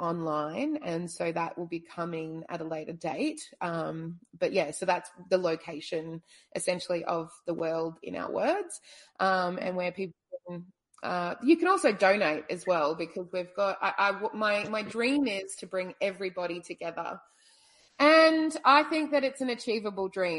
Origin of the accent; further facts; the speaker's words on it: Brisbane, Queensland, Australia; now in Hobart, Australia; I'm Australian. I was born in Brisbane but have traveled a lot